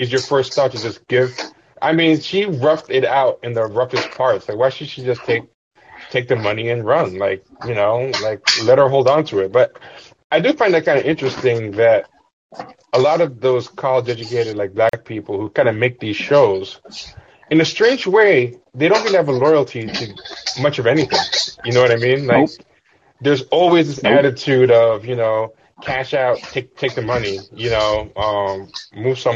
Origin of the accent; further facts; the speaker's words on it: New York City, New York, United States; also born or lived in Bed-Stuy, Brooklyn; I was in Queens